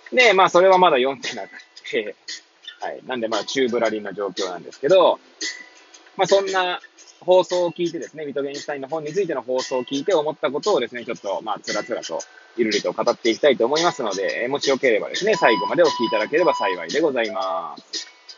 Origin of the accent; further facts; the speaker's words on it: Hachioji, Tokyo, Japan; moved away as an adult; now in Kamaishi, Japan; 八王子生まれ、八王子育ち。震災の前の年から釜石で働くポンコツ